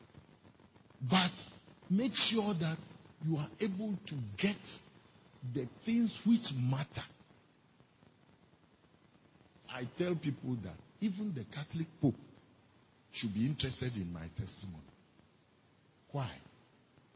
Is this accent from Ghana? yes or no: yes; Volta, Ghana; I come from Volta region, the most feared region in the whole Ghana.